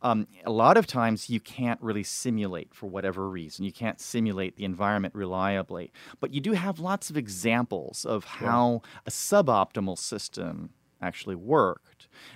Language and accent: English; Paris, Île-de-France, France; So I grew up in Paris and I speak fluent Chinese.